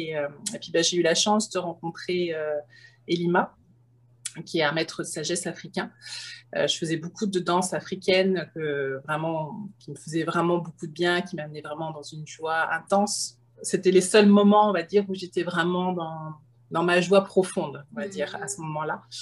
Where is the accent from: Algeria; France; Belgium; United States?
France; now in Canada; J'ai immigré de France, euh, un beau projet, une grande, euh, un grand lâcher-prise.